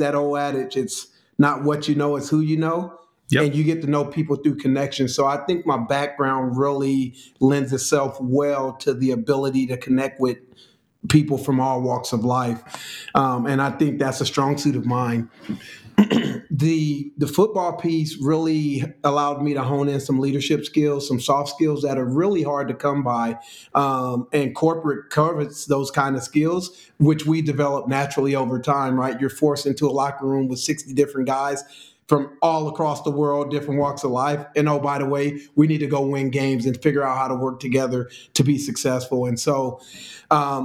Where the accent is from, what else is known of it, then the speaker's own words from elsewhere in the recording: California, United States; moved away as an adult; also born or lived in Chicago; Born and raised on the West Coast in California.